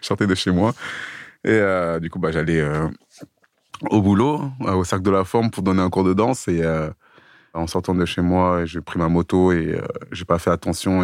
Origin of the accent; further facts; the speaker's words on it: Sevran, Île-de-France, France; moved away as an adult; now in Clichy, France; Moi j'ai grandi sur Sevran. Maintenant j'habite à Clichy dans le 92. Mais j'ai fait toute mon enfance sur Sevran